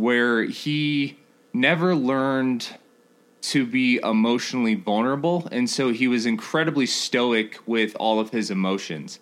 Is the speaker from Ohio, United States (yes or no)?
no; Colorado Springs, Colorado, United States; also born or lived in Denton, Texas; I grew up in Texas for about 3 years, and I moved to Colorado Springs